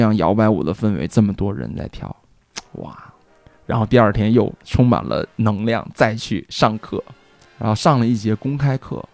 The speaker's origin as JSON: {"language": "Chinese", "region": "Northeast China", "country": "China", "tie": "born or raised there", "moved": "yes", "lives_now": "Beijing, China", "said": "因为我以前在东北学的萨克斯"}